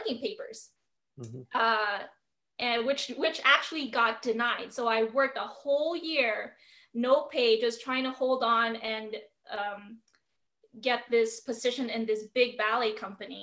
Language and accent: English; Philippines; now in United States; I was born and raised in the Philippines